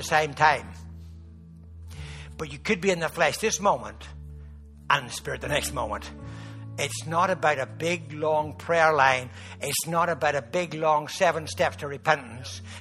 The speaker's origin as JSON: {"language": "English", "country": "Ireland", "said": "I'm Irish"}